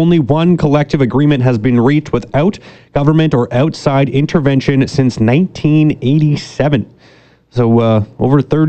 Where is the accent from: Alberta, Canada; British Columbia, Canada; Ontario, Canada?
Ontario, Canada; moved away; when I grew up in Ontario